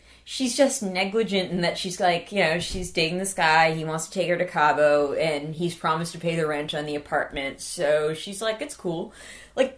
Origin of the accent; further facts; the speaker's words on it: California, United States; I know we're from California